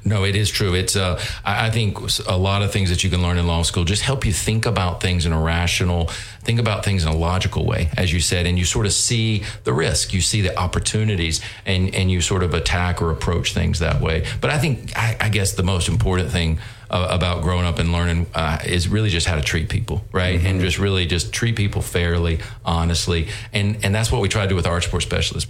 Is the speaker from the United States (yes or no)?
yes; North Carolina, United States; moved away as an adult; I grew up in North Carolina, um, and um, you know, just loved growing up in a small town, North Carolina, textile town